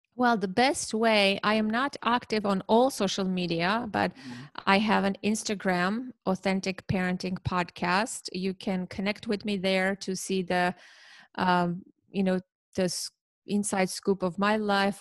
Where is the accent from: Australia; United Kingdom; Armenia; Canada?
Armenia; now in New Jersey, United States; I, I live in New Jersey in okay. the United States, but I'm originally from Armenia